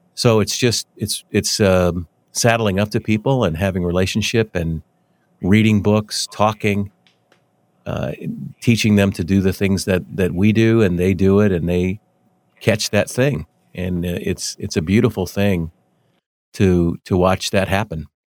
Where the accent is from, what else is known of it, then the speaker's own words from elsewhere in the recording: Denver, Colorado, United States; now in Wichita, United States; I grew up in Denver, and I I uh, been in Wichita for a long, long time